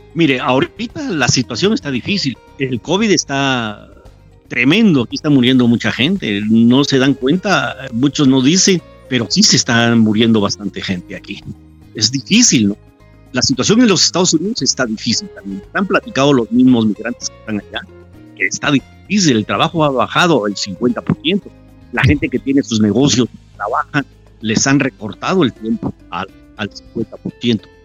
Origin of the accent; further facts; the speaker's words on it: Quetzaltenango, Guatemala; now in Mexico; yo soy de Guatemala, ¿de dónde? De Shela